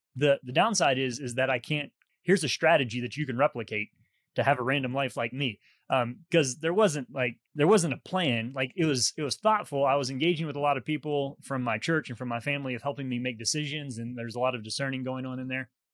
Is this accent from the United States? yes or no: yes; West Virginia, United States; moved away as an adult; also born or lived in England / Dallas / Boston; I was from West Virginia